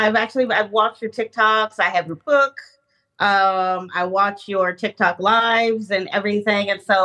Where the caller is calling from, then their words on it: Omaha, Nebraska, United States; I'm in Omaha, Nebraska.